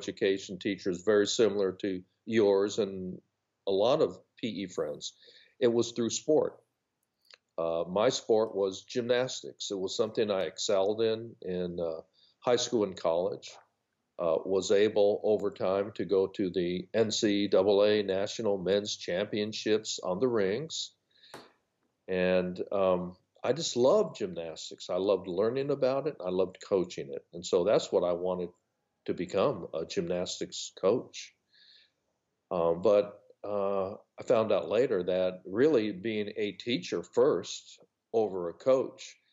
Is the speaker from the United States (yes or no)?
yes; Los Angeles, California, United States; moved away as an adult; now in North Carolina, United States; I grew up in Los Angeles, California